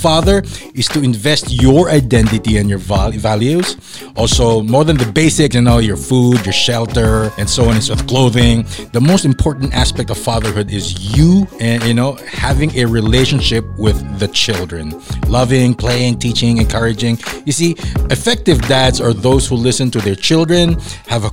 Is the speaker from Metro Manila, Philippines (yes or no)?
no; Davao City, Davao Region, Philippines; moved away; also born or lived in Manila; I grew up down south in Davao, and then when I moved to Manila